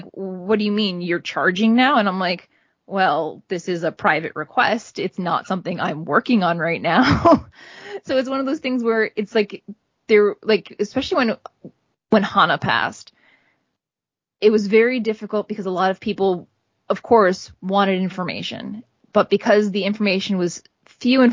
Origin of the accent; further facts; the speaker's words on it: United States; here as an American